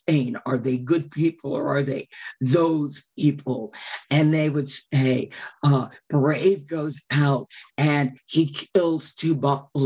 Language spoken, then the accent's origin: English; Chicago, Illinois, United States; I grew up in Chicago